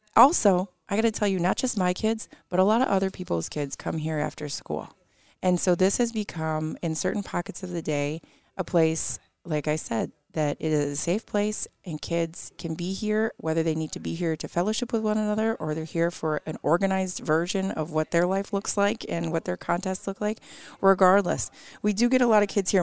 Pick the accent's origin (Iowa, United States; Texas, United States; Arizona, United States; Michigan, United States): Michigan, United States; Detroit; moved away as an adult; now in Mount Pleasant, United States; I grew up in Metro Detroit, and I do absolutely love where I grew up